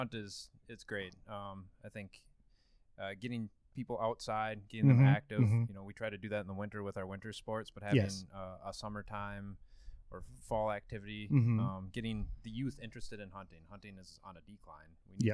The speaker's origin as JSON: {"language": "English", "town": "Hastings", "region": "Minnesota", "country": "United States", "tie": "born or raised there", "moved": "as an adult", "lives_now": "Madison, United States", "said": "I grew up in Hastings, Minnesota, just south of the Twin Cities."}